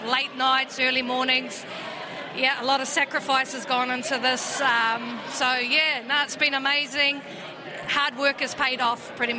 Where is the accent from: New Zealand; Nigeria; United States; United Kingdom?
New Zealand; Te Puke, Bay of Plenty; I'm from Te Puke, a small, town.